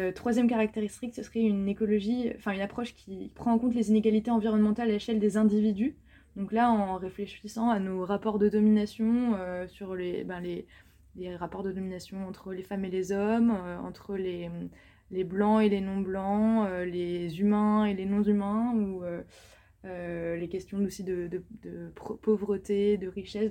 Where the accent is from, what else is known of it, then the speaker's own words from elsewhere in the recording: France; je parle de moi en tant que française, grandi